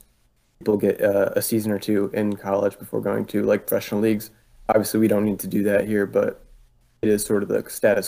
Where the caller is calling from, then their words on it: Philadelphia, Pennsylvania, United States; I'm college in Philly, PA.